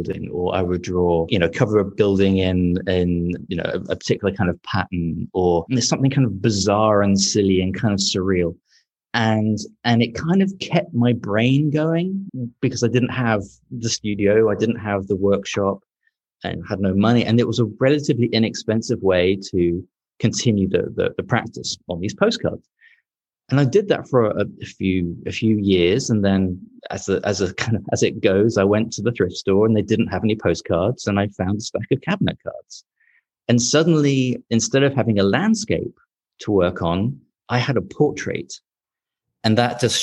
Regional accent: London, United Kingdom; moved away as an adult; now in Portland, Maine, United States; I'm from London originally, as you can probably tell from the accent.

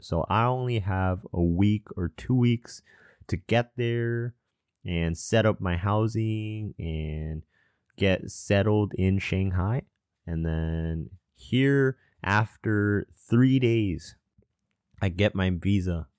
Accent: Southern California, United States; also born or lived in Atlanta, Georgia / Irvine, California / Spokane, Washington / Chicago, Illinois; after I was one, I moved all the way to Southern California.

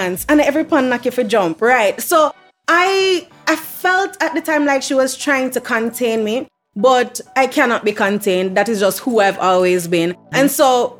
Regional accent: Kingston, Jamaica; I grew up in Kingston with my mom and my brother.

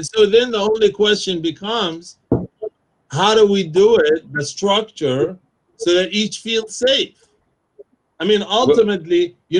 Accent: Jerusalem, Palestine; English is a second language; They have citizenship in the country they're born in. I'm from Jerusalem. I'm not a citizen of my own country.

